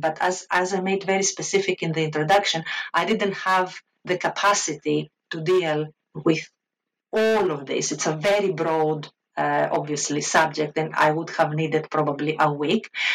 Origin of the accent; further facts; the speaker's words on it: Crete, Greece; accent: Greek; English is a second language; moved away as an adult; now in United Kingdom; I was uh, born and raised in Greece. I, in fact, I attended the university, uh, um, the, the, University of Rethymnon in Crete. I am from Crete